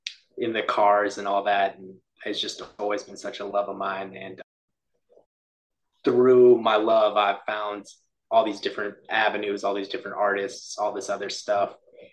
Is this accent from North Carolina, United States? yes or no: no; Texas, United States; also born or lived in Oklahoma City; I'm 24 right now. I grew up in Texas my whole life, but spent a couple years in Oklahoma City a few years back.